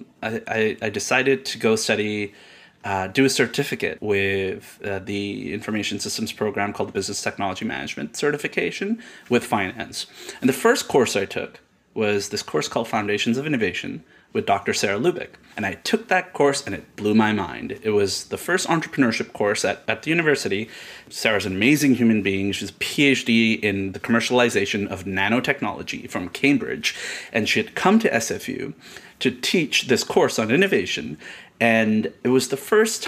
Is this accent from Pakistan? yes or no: yes; Karachi, Sindh, Pakistan; moved away as an adult; now in Canada; I was born in Karachi, Pakistan. And I grew up there. I lived there till I was 19.